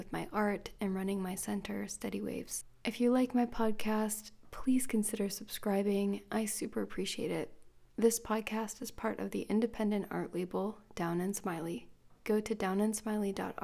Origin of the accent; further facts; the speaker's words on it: Florida, United States; I grew up in Florida